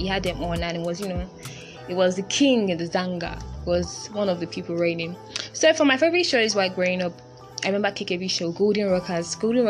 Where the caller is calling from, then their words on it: Lagos, Nigeria; I'm your amazing host … I'm podcasting live from Lagos, Nigeria. It's a beautiful Thursday here and it's almost 6 p.m.